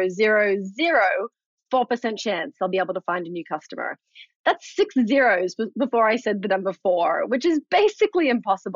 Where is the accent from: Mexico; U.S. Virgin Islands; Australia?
Australia; moved away; I'm from Australia originally.